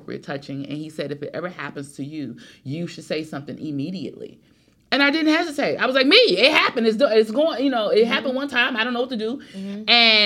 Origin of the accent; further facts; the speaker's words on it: Cleveland, Ohio, United States; now in Atlanta, United States; I am originally from Cleveland, Ohio. I was born in Cleveland